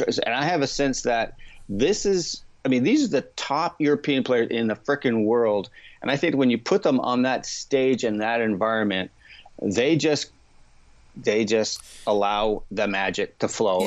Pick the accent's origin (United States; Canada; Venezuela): Canada; as a Canadian golf fan